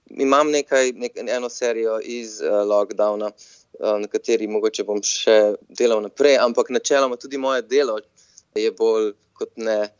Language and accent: Slovenian; Slovenia; moved away as an adult; now in San Francisco, United States; ker sem iz Slovenije in mogoče smo Slovenci malo bolj zaprti narod